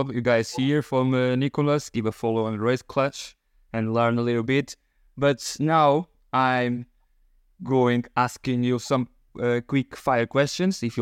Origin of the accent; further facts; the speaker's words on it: Portugal; English is a second language; of course I'm from Portugal. I will take for uh, Fafe, if you know, if you know, on the north part of Portugal